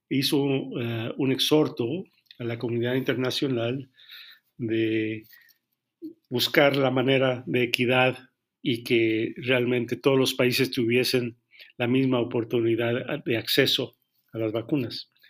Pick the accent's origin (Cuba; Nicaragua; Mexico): Mexico; porque al final del día todos somos mexicanos